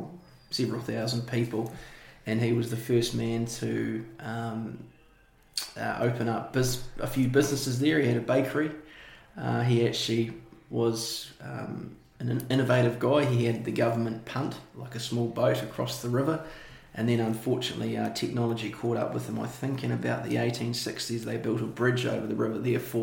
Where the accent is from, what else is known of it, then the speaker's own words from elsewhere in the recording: Dunedin, Otago, New Zealand; born and bred in Dunedin. My heritage is I'm from Scotland.